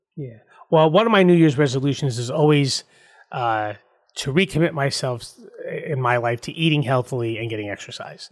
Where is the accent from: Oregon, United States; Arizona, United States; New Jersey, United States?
New Jersey, United States; Mahwah; also born or lived in Suffern, New York; I was blessed growing up in Mahwah, New Jersey